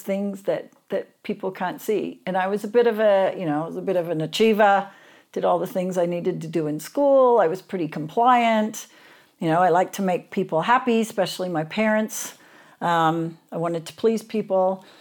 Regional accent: Sydney, New South Wales, Australia; I grew up in Sydney, Australia

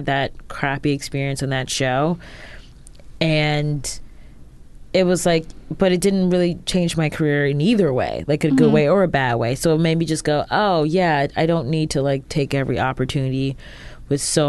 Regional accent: Ohio, United States; We're both from Ohio

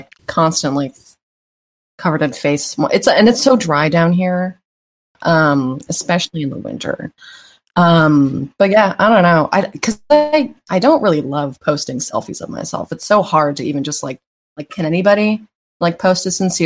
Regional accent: Toronto, Ontario, Canada; moved away; I'm from Toronto

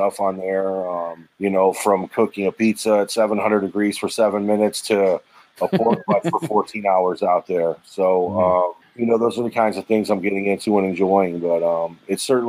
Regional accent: Cleveland, Ohio, United States; now in Florida, United States; I'm originally from Cleveland

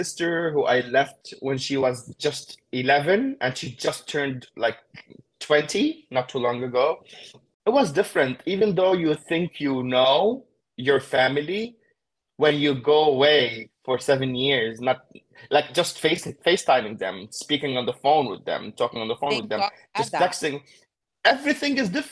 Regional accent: Beirut, Beirut Governorate, Lebanon; moved away as an adult; now in United States; I am from Beirut, Lebanon. I grew up in Beirut, Lebanon

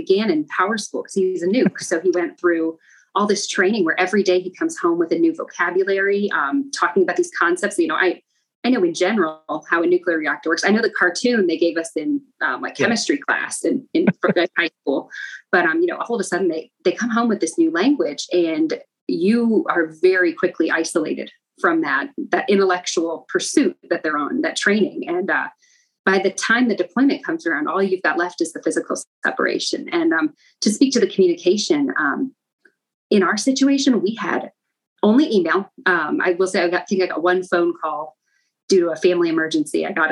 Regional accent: Midwest, United States; moved away as an adult; living on the coast for the first time, because we grew up in the Midwest

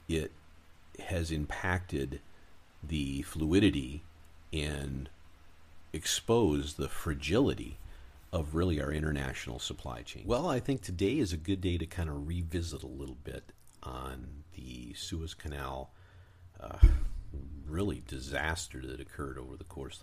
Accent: Michigan, United States; moved away; also born or lived in Arizona / California; I grew up in Michigan

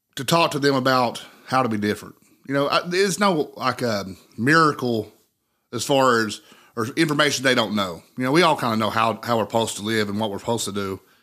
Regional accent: Cold Creek, United States; living in Monroe County, for me, that's where I'm from. I was born and raised in Cold Creek

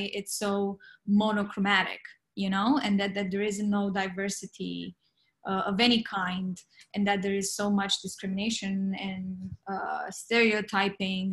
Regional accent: Romania; now in Los Angeles, United States; I'm from Romania. I didn't grow up with the Western European type of thinking

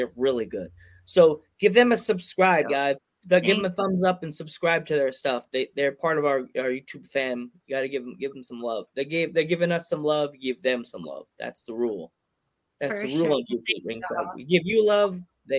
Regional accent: Pennsylvania, United States; Yeah. I'm from Pennsylvania.

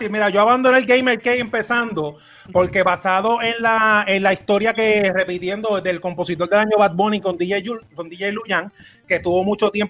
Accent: Puerto Rico; No, pero yo soy boricua

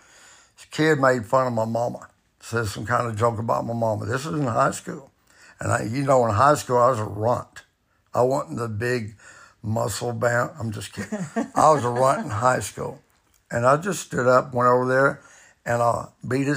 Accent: the South, United States; I was raised in the South in the 60s

